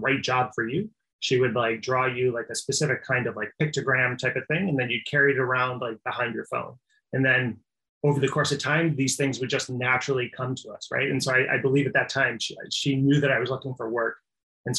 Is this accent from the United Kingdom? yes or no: no; Midwest, United States; I'm from the Midwest